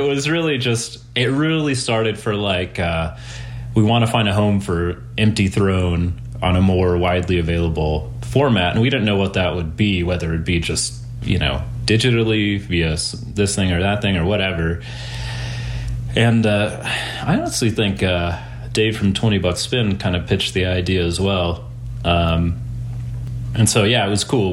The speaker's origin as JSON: {"language": "English", "region": "North Texas", "country": "United States", "moved": "as an adult", "lives_now": "Denver, United States", "said": "I'm from North Texas originally. And I moved to Denver about, God, eight plus years ago"}